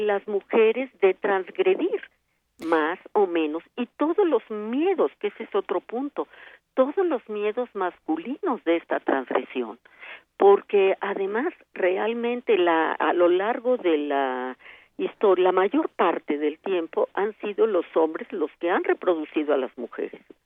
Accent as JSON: {"language": "Spanish", "country": "Mexico", "said": "Somos muchas las mexicanas"}